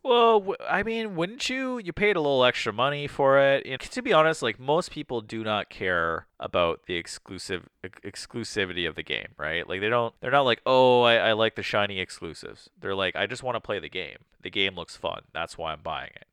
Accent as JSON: {"language": "English", "country": "Canada", "said": "we're Canadian"}